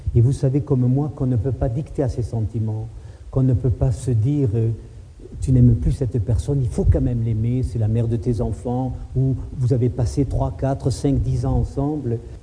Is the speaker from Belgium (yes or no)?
no; Toulouse, Occitania, France; moi aussi je suis né à Toulouse. Moi je me suis baigné dans la Garonne il y a 50 ans, 55 ans.